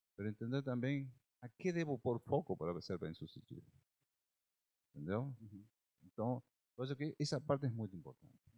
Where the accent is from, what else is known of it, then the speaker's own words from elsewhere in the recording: Argentina; Portuguese is a second language; moved away as an adult; now in Brazil; É, eu sou argentino, moro no Brasil desde 2003, já são 19 anos